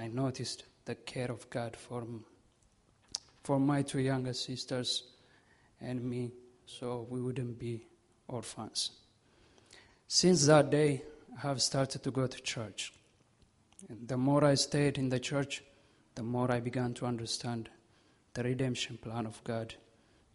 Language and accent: English; Ethiopia; moved away; I was born in Ethiopia on July 6, 1995